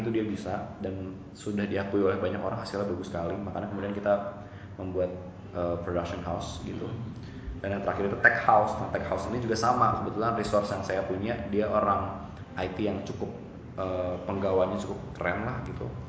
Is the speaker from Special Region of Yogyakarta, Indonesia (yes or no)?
no; Bandung, West Java, Indonesia; Orang asli Bandung, lahir di Bandung